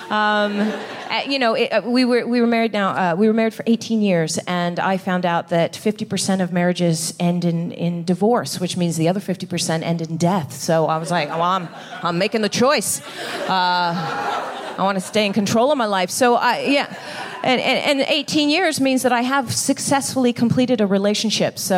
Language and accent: English; England, United Kingdom; also born or lived in Netherlands; I grew up here in the West. I grew up in, in pretty much in England and in the Netherlands.